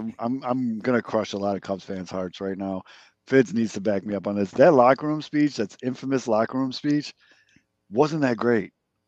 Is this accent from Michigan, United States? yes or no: no; Chicago, Illinois, United States; as just a Chicagoan